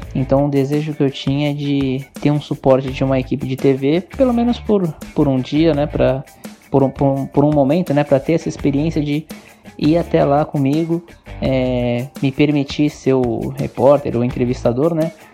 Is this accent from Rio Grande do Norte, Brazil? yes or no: no; Santos, São Paulo, Brazil; sou daqui de Santos, de São Paulo